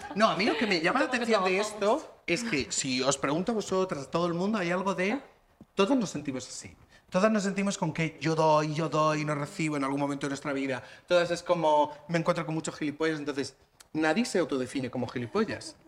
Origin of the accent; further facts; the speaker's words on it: Region of Murcia, Spain; now in Madrid, Spain; Yo tengo entorno en Lorca, yo soy de Murcia